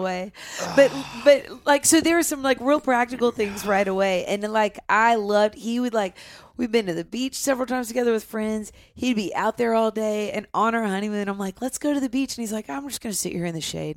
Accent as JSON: {"language": "English", "town": "Nashville", "region": "Tennessee", "country": "United States", "tie": "born or raised there", "said": "I grew up here in Nashville"}